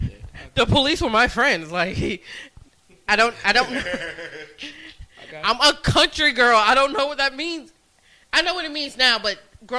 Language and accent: English; the South, United States; But once again, I'm from the South.